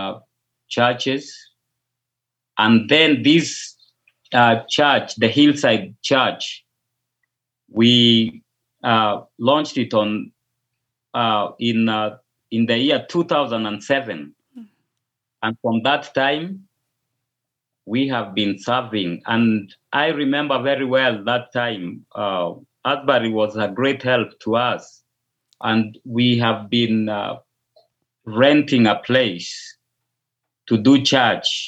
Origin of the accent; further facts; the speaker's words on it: Kisumu, Kisumu County, Kenya; first language Luo; English is a second language; now in Eldoret, Kenya; currently I live in Eldoret, Kenya, but I hail from the Lakeside City near the Lake Victoria side